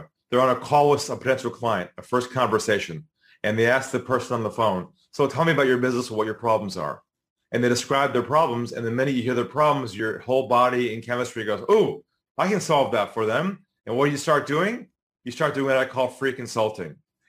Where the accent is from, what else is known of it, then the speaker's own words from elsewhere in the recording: San Diego, California, United States; I'm originally from San Diego, California, a West Coast guy.